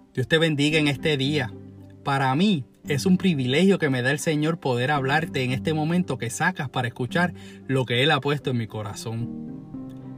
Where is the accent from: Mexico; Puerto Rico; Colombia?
Puerto Rico; nos hace famosos como puertorriqueños